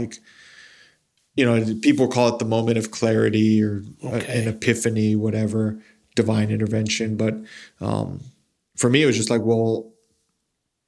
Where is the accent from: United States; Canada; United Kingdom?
United States; Las Cruces, New Mexico; moved away as an adult; when I was growing up in Las Cruces